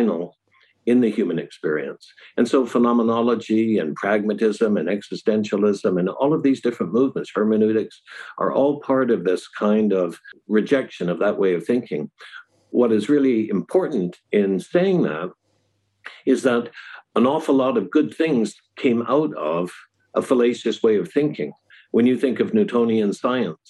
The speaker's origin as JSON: {"language": "English", "country": "United States", "moved": "yes", "lives_now": "China", "said": "I'm an American, but my family was British. My mother was English, and I live in China."}